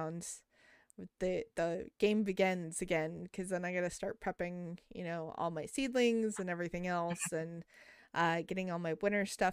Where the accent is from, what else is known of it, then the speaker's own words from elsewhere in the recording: Taos, New Mexico, United States; moved away; also born or lived in Albuquerque, New Mexico; I was born in Albuquerque and I was raised in Taos.